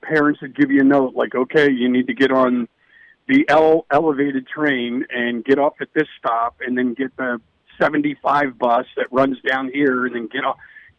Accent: Philadelphia, Pennsylvania, United States; I grew up in Philadelphia

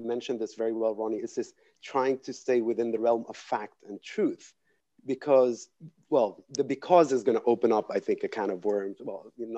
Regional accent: Lebanon; growing up in Lebanon and, you know, remaining here

